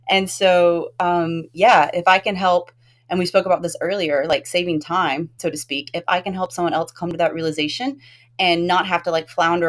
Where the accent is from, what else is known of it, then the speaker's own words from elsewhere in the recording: the South, United States; I'm from the South